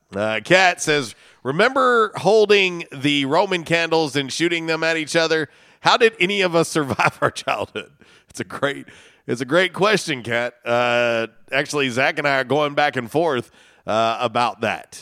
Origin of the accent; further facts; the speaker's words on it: Florida, United States; from where I grew up in Florida